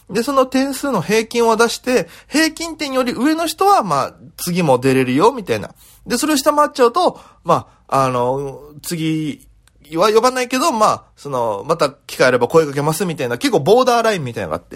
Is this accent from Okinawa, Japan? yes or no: yes; Okinawa, Japan; now in Tokyo, Japan; 在東京で活動しておりますピン芸人の … ですよろしくお願いいたしますこの番組は大都会東京へ口先一つで乗り込んだ沖縄芸人の一人語り